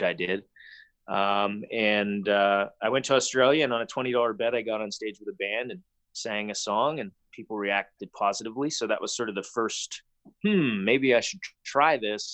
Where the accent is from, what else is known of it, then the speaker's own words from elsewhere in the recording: Calgary, Alberta, Canada; I grew up here in Calgary